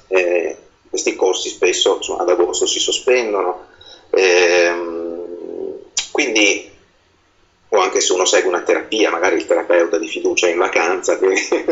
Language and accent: Italian; Veneto, Italy; essendo io veneto